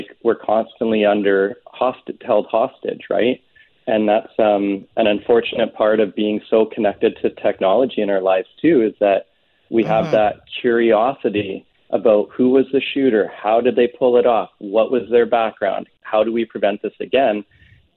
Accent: Canada; living in Canada and being a Canadian

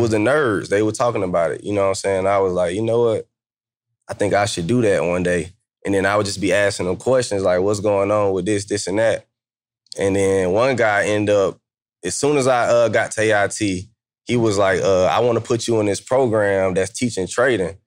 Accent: Atlanta, Georgia, United States; moved away; also born or lived in Kansas; I'm from Atlanta

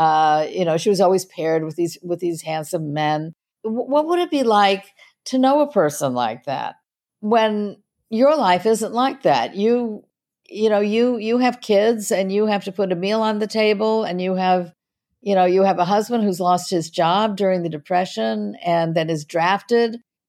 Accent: Los Angeles, California, United States; So I was raised in Hollywood

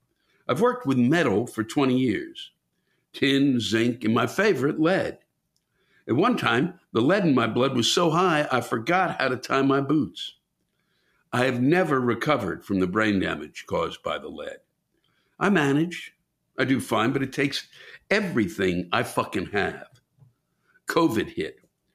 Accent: Mississippi, United States; I'm not religious at all, but I grew up in the Bible Belt of southern Mississippi.

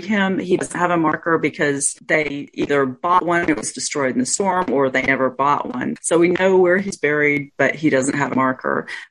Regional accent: Roswell, New Mexico, United States; I was born in Roswell

